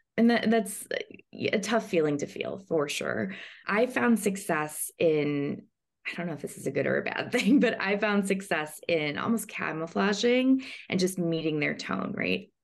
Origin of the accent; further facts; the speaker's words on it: Chicago, Illinois, United States; now in Los Angeles, United States; I am originally from Chicago, but I'm now based in Los Angeles